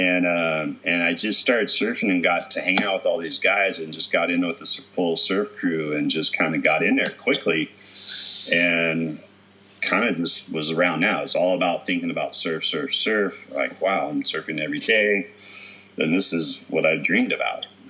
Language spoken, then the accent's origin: English; Mendota, California, United States; moved away; also born or lived in Santa Cruz; growing up in Mendota, you know, by Fresno